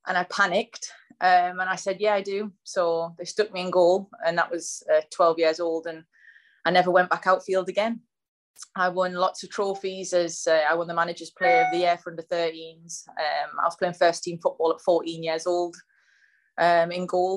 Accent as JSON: {"language": "English", "area": "the Northeast", "region": "North East England", "country": "United Kingdom", "also_born_or_lived": "London", "accent": "Geordie", "said": "So I'm from the Northeast."}